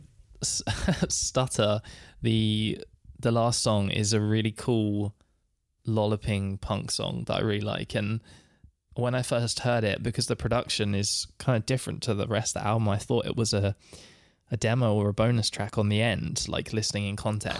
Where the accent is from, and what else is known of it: United Kingdom